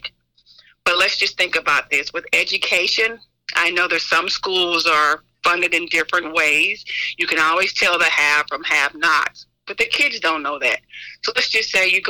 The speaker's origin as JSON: {"language": "English", "region": "Oklahoma", "country": "United States", "moved": "yes", "lives_now": "Olive Branch, United States", "said": "I'm from Oklahoma"}